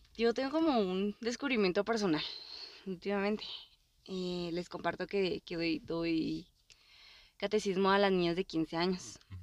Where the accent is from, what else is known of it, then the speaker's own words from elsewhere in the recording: Mexico; somos mexicanos